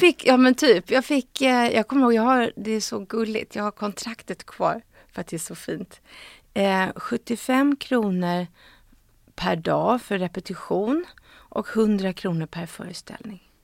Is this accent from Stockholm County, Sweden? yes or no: yes; Stockholm, Stockholm County, Sweden; jag är uppvuxen på Östermalm och i Gamla stan. Um, och min pappa bodde på Söder. Så jag liksom eh, innerstadstjej